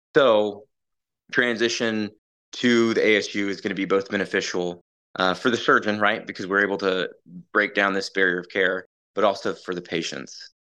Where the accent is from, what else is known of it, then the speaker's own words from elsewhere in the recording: Ponca City, Oklahoma, United States; also born or lived in Allentown, Pennsylvania; I'm from Ponca City, Oklahoma. Grew up in Oklahoma.